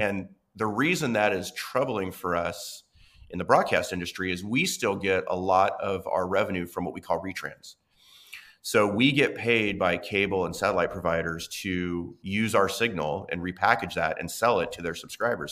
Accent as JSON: {"language": "English", "town": "Medford", "region": "Oregon", "country": "United States", "tie": "born or raised there", "moved": "yes", "said": "I grew up watching local news in Southern Oregon"}